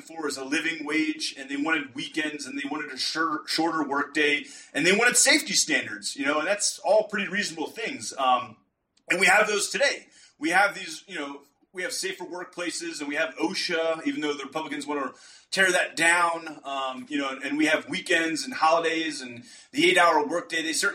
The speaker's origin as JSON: {"language": "English", "region": "Rust Belt", "country": "United States", "said": "I'm from the Rust Belt"}